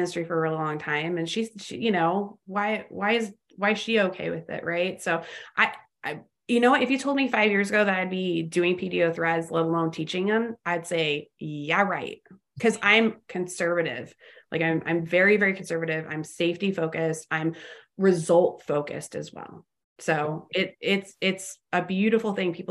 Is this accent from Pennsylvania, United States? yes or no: no; Los Angeles, California, United States; also born or lived in Fort Worth area, Texas; now in Fort Worth, United States; I'm originally from Los Angeles